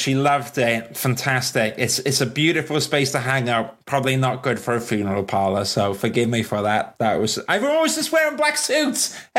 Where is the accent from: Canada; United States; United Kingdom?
United Kingdom; Wales; I'm Welsh